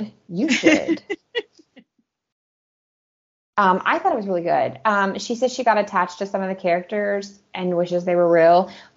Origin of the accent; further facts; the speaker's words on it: United States; moved away as an adult; living as an American in overseas countries.